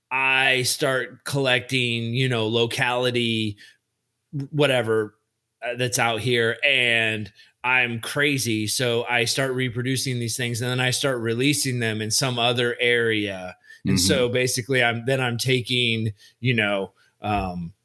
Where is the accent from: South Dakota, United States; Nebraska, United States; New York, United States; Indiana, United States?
Indiana, United States; now in California, United States; I was born in Indiana